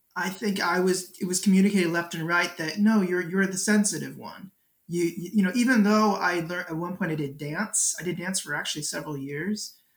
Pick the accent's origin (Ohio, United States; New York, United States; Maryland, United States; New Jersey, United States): Maryland, United States; Baltimore County; I grew up in Baltimore County